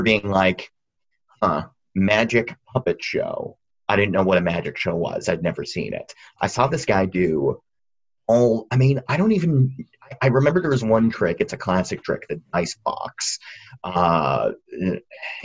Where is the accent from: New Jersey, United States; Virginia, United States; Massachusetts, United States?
Massachusetts, United States; Dover; I am from Dover, Massachusetts, which is a very rural community